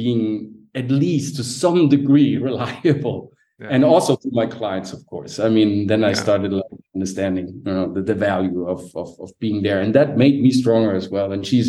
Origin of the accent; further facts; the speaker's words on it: Sicily, Italy; Like, she's from Naples, right? I'm from Sicily.